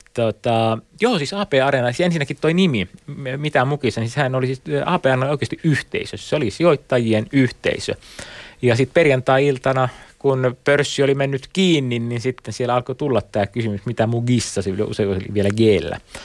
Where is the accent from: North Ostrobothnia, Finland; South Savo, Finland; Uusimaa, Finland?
South Savo, Finland; Mikkeli; mä oon Mikkelistä kotoisin